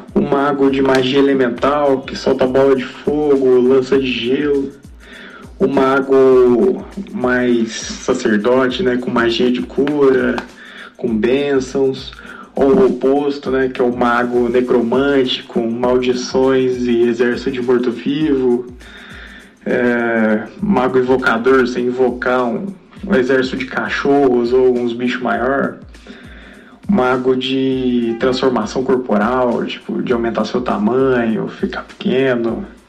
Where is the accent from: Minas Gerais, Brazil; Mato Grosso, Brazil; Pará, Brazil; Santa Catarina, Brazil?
Minas Gerais, Brazil; Belo Horizonte; sou de Belo Horizonte